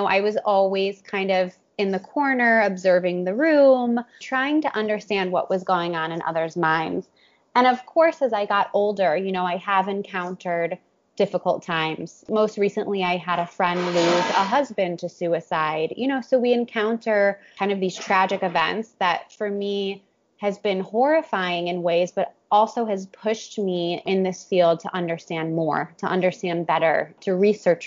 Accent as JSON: {"language": "English", "town": "Cleveland", "region": "Ohio", "country": "United States", "also_born_or_lived": "New York", "moved": "yes", "lives_now": "Miami, United States", "said": "I'm from Cleveland, Ohio, originally"}